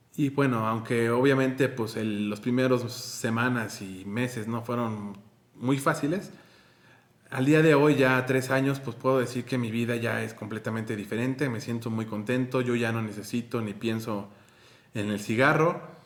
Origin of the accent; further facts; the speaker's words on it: Mexico; soy de México